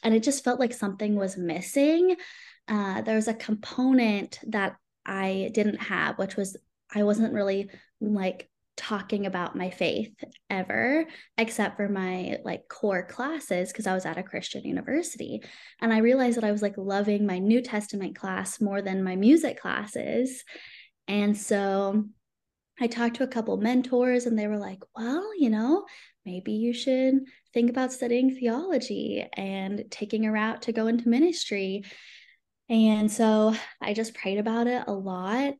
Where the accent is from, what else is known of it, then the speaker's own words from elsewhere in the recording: San Antonio, Texas, United States; moved away as an adult; also born or lived in Irvine, California; now in Edmond, United States; I live in Edmond, Oklahoma now. And I'm originally from San Antonio, Texas.